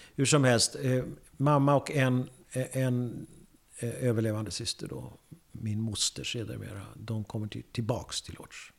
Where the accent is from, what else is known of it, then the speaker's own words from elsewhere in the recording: Södertälje, Stockholm County, Sweden; jag kommer från Södertälje. Jag föddes i Södertälje